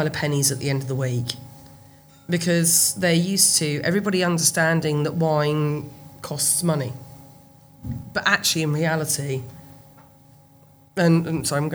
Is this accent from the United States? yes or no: no; United Kingdom; We're British